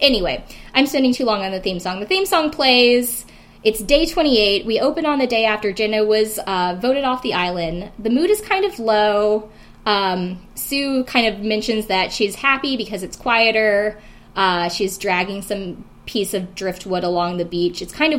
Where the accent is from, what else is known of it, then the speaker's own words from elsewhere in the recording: South Carolina, United States; moved away; I'm not necessarily a redneck, but I am from South Carolina originally. And I do know a lot of rednecks and people that I grew up with.